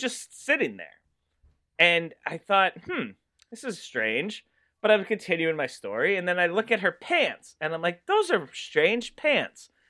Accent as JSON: {"language": "English", "region": "Massachusetts", "country": "United States", "said": "I am from Ma-, Massachusetts."}